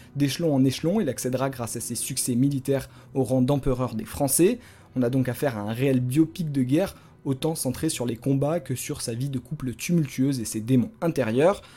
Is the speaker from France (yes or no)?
yes; France